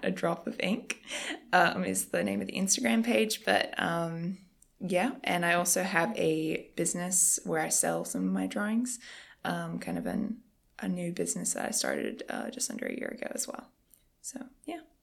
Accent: Australia; moved away as an adult; now in United States; I am from Australia. So, I moved here just a little under a year ago.

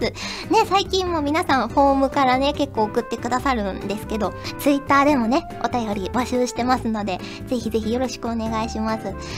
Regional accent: Fukuoka, Japan; 私も福岡出身だった

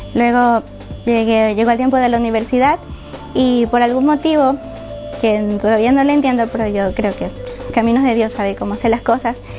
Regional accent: Guayaquil, Guayas, Ecuador; moved away as an adult; also born or lived in Paján, Manabí, Ecuador; de Ecuador, de Manabí, un pueblo que se llama Paján. Eh, viví ahí hasta los cinco años. Luego, eh, toda mi vida he vivido en Guayaquil, hasta hace dos semanas

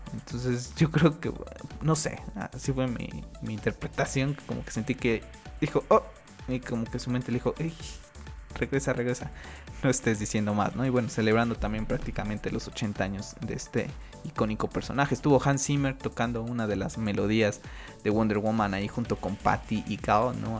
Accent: Mexico; aquí en mi país, en México

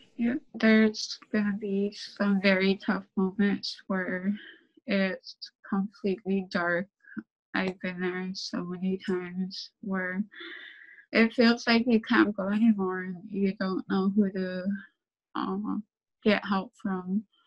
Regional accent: Saint Lawrence Island, Alaska, United States; So, I'm from Saint Lawrence Island. I'm Siberian Yupik.

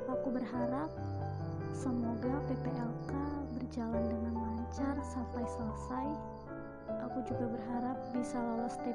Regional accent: Lampung, Indonesia; Usiaku 18 tahun dan aku dari Lampung Tengah.

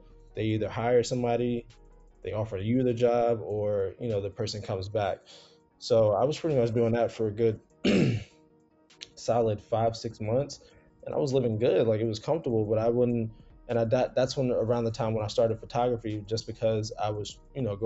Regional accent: South Carolina, United States; moved away as an adult; also born or lived in New Jersey; now in New York, United States; so I was born in Jersey, moved down to South Carolina when I was 7, raised in the South. So I graduated high school in South Carolina.

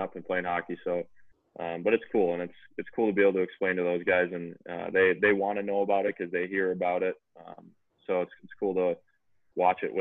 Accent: Hugo, Minnesota, United States; I grew up in Hugo, Minnesota.

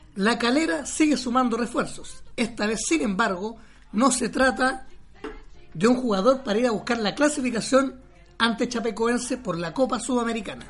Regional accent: Maipú, Santiago Metropolitan Region, Chile; nací y criado en Maipú.

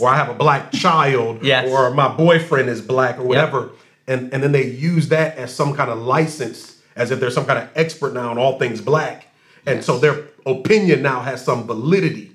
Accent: Racine, Wisconsin, United States; I grew up in Racine

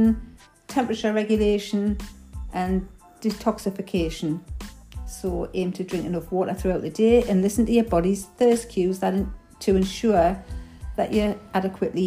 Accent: Newcastle upon Tyne, North East England, United Kingdom; accent: Geordie; Because of my Geordie accent, some people may find it a little bit difficult to understand the dialect.

